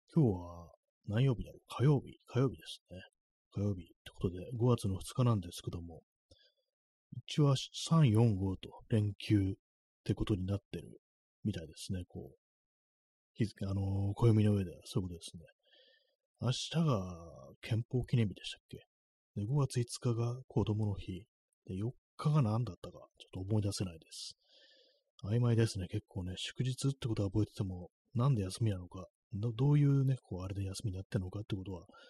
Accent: Tokyo, Japan; 私東京の人間ですからね、東京の人間でずっと東京にいる

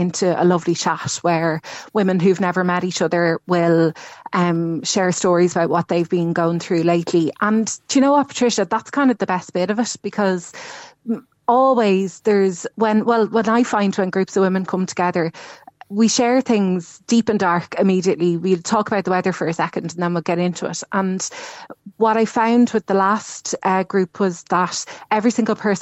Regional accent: Dublin, Leinster, Ireland; moved away as an adult; now in Cork, Ireland; I'm from Dublin. And when I moved down here

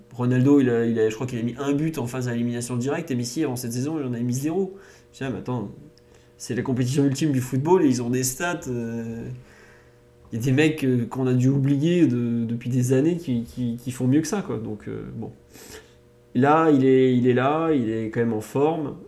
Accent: France; en tant que Français

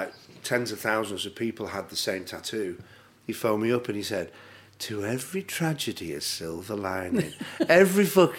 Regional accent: Bury, North West England, United Kingdom; I'm from Bury.

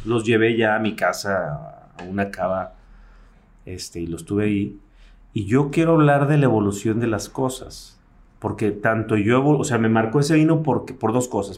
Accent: Mexico City, Mexico; Yo nací en la Ciudad de México en la Ciudad de México las piñatas eran de barro

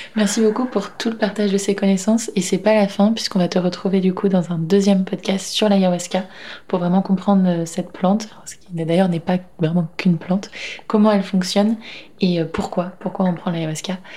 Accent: Breton, Brittany, France; en tant que bretonne

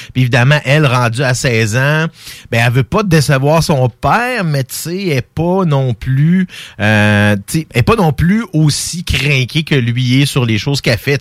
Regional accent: Quebec, Canada; moi je suis québécois d'origine française qu'on appelle de souche

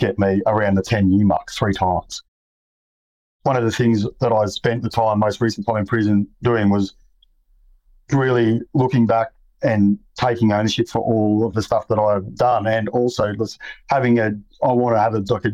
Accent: Sydney, New South Wales, Australia; I grew up in Western Sydney.

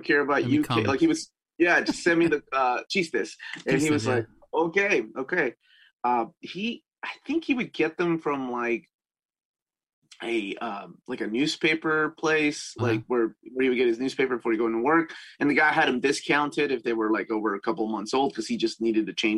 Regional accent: Peru; moved away; I grew up in Peru

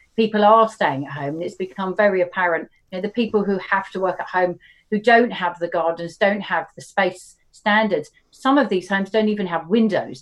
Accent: Horsham, South East England, United Kingdom; moved away; I don't live, but I grew up in Horsham

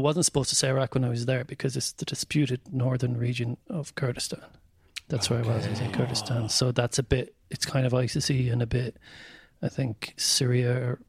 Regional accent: County Mayo, Ireland; I was like, I'm from Mayo.

